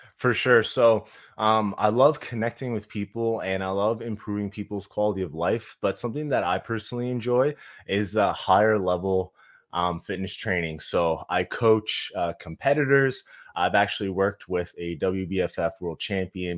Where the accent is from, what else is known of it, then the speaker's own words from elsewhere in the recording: Halifax, Nova Scotia, Canada; moved away as an adult; now in Kelowna, Canada; so I'm originally from Halifax. We moved to, uh, Kelowna, B C, so pretty much the East Coast to the West Coast